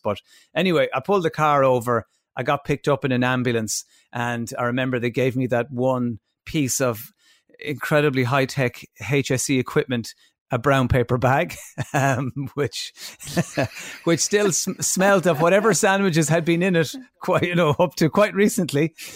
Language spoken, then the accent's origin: English; Ireland; as Irish people